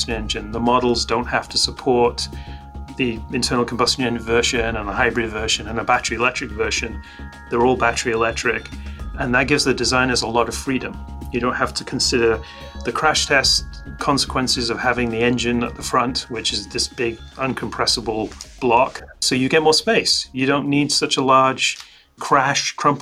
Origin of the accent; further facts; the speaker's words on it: Scotland, United Kingdom; I grew up in Scotland